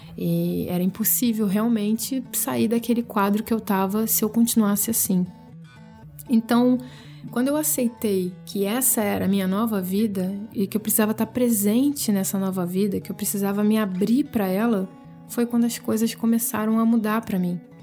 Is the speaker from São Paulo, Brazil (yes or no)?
no; Rio de Janeiro, Brazil; moved away as an adult; Eu saí da minha cidade natal, fui morar em outro estado e com isso eu tive que aprender a desapegar de tudo aquilo que já era sagrado, já estava sacralizado na minha vida lá no Rio